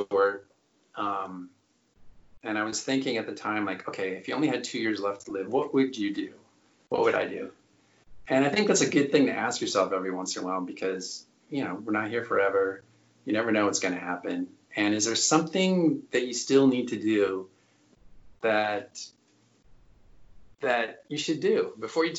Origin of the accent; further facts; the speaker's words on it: Michigan, United States; moved away as an adult; I'm from Michigan.